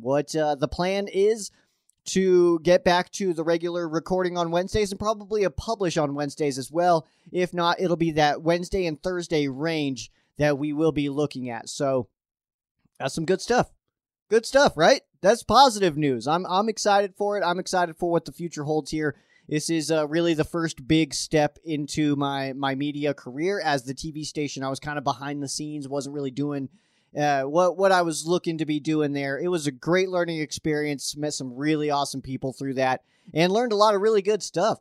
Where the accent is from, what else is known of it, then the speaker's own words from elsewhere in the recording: Colorado, United States; I'm a Colorado dude at heart